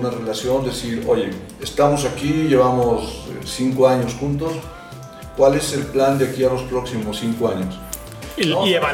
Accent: Mexico; Yo soy mexicano.

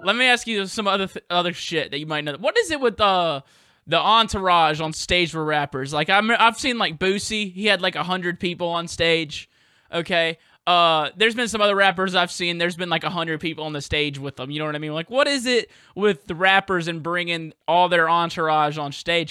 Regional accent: Southern US, United States; accent: Southern; my Southern accent comes out even fucking more

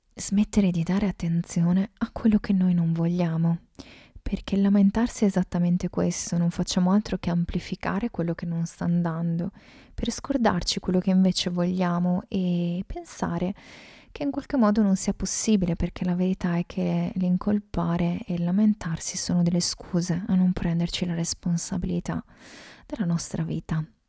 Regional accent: Veneto, Italy; sono veneta

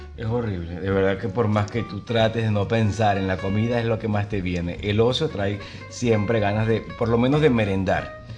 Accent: Venezuela; moved away as an adult; now in Buenos Aires, Argentina; yo soy venezolano

